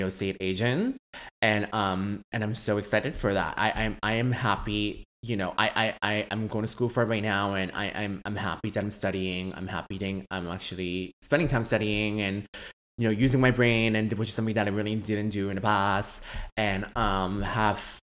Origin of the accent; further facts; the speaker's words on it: Vancouver, British Columbia, Canada; also born or lived in San Francisco / Hong Kong; I'm from Vancouver. I grew up here my whole life. So I've been here since I was grade one. So I was born in San Francisco